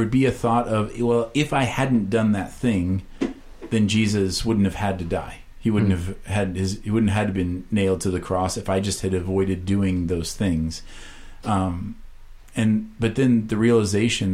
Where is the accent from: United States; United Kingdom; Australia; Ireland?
United States; Iowa; moved away; I was from Iowa